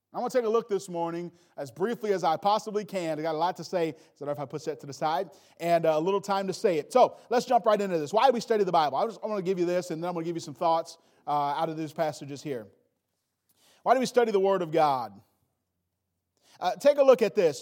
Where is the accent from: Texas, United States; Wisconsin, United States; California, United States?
Wisconsin, United States; Milwaukee; also born or lived in Gary, Indiana; I grew up mainly in Milwaukee.